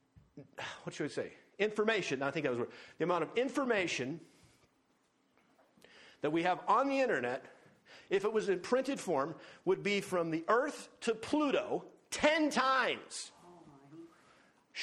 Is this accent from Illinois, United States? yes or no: no; North Dakota, United States; also born or lived in Livingston, Montana; now in Montana, United States; I grew up in North Dakota